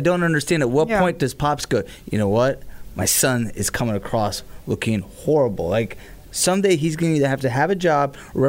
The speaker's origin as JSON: {"language": "English", "town": "Tampa", "region": "Florida", "country": "United States", "tie": "born or raised there", "said": "I've been to many growing up in Tampa country bars."}